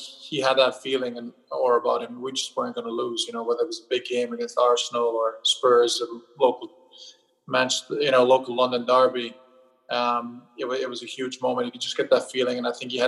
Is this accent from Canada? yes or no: no; Germany; moved away; growing up in Germany